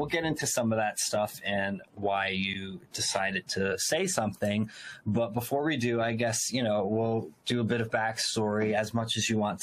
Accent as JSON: {"language": "English", "town": "Elizabeth", "region": "New Jersey", "country": "United States", "said": "I'm from Elizabeth, so I'm not from a small town. I'm from, the city"}